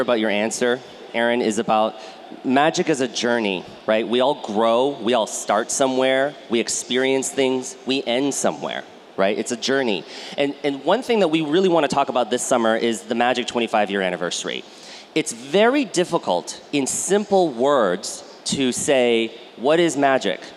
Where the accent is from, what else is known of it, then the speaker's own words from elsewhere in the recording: United States; I grew up in the United States